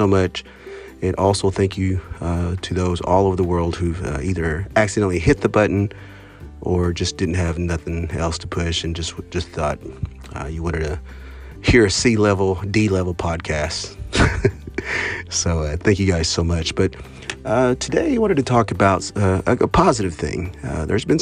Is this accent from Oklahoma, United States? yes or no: yes; Oklahoma, United States; I'm a Choctaw from Oklahoma